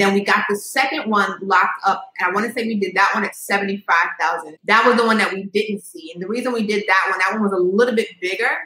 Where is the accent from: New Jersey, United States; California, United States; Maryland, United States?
Maryland, United States; Montgomery County; also born or lived in New York; now in Baltimore, United States; I grew up in Maryland though, so okay. in like Montgomery County, more suburban area